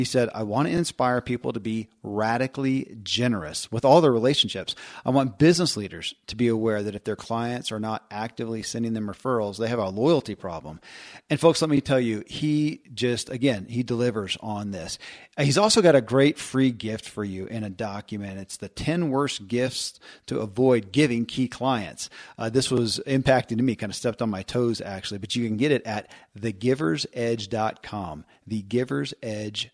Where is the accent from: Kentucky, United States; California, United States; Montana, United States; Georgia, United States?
Kentucky, United States; born or raised there